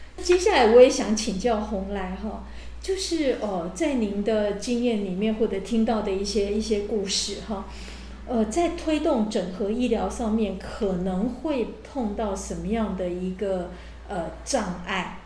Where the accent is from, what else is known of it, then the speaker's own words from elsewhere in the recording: Taiwan; 我们台湾人